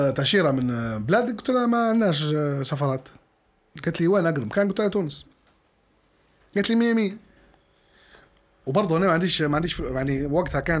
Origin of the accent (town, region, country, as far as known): Libya